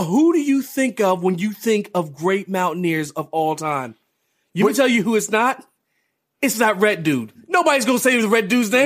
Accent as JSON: {"language": "English", "town": "Parkersburg", "region": "West Virginia", "country": "United States", "said": "we're from Parkersburg, so maybe we're, we're, you know a couple hours from Huntington"}